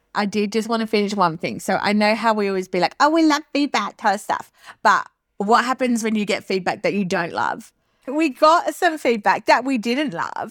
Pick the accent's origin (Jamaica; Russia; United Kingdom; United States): United Kingdom; England; now in Australia; I'm originally from England